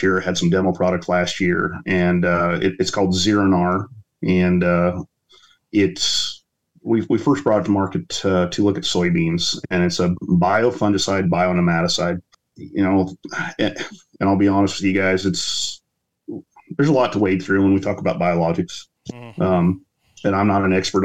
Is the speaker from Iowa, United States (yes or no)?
yes; Southwest Iowa, United States; moved away as an adult; We grew up in Southwest Iowa, cow-calf operation, row crop, alfalfa.